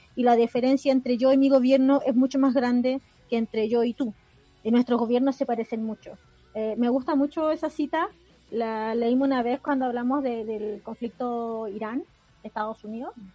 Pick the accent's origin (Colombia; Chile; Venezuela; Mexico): Chile; nosotros como chilenos igual somos una comunidad racializada